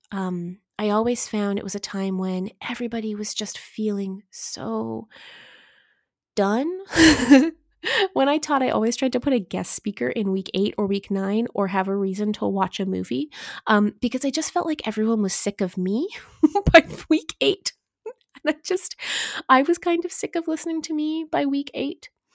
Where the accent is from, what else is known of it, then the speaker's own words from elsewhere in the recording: Eastern Ontario, Canada; now in Kamloops, Canada; I'm from Eastern Ontario, and I am no stranger to snow